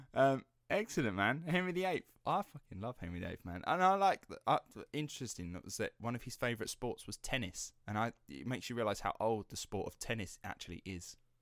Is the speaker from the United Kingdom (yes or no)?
yes; Rettenden, East of England, United Kingdom; the Essex Boys and the infamous Rettenden murders, uh, that happened in my hometown